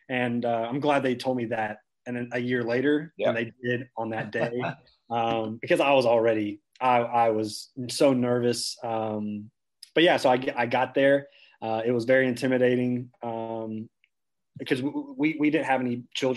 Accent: small town outside Lexington, Central Kentucky, United States; also born or lived in Knoxville, Tennessee; I grew up here. My first 18 years I spent here in Central Kentucky, and from a small town around outside of Lexington.

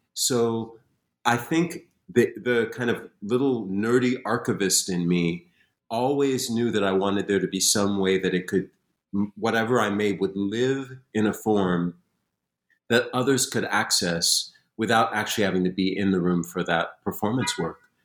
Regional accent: Springfield, Massachusetts, United States; I grew up in Springfield, Massachusetts

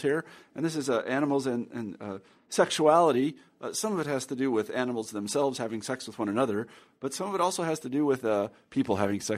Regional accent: Midwest, United States; growing up in the Midwest

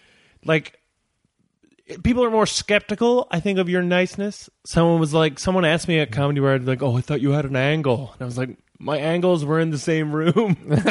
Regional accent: Gander, Newfoundland and Labrador, Canada; I'm actually born and raised in Gander.

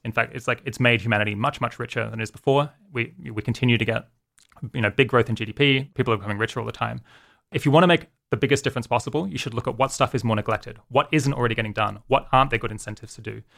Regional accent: Australia; moved away as an adult; also born or lived in United Kingdom; now in California, United States; grew up in Australia, lived there for, I guess, until I was twenty-six and then, uh, moved to the U K

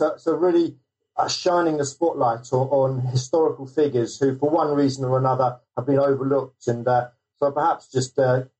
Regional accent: South East England, United Kingdom; also born or lived in London; I'm actually coming from London, England, and I grew up in the south of England.

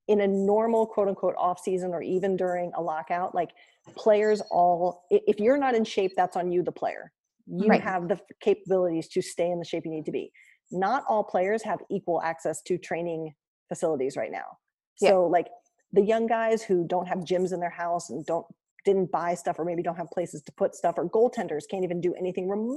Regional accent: Columbus, Ohio, United States; my hometown, Columbus

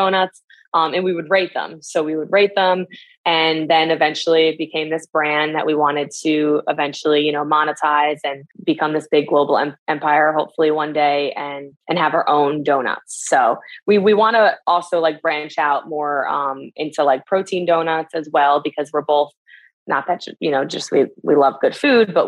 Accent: Northeast, United States; We're both from the Northeast.

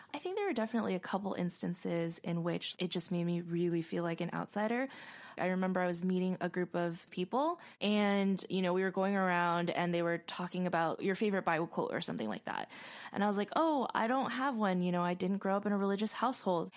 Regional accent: Arcadia, California, United States; I grew up in Arcadia

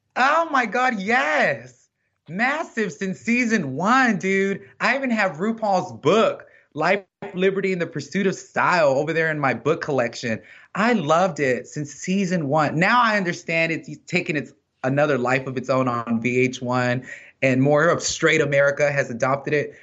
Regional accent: Texas, United States; I'm from Texas

